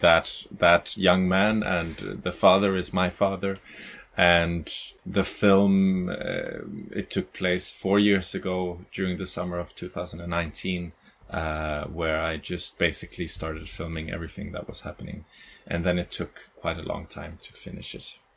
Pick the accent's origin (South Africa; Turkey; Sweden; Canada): Sweden; Gothenburg, Västra Götaland; moved away as an adult; also born or lived in Caribbean; now in Malmö, Sweden; I'm from Gothenburg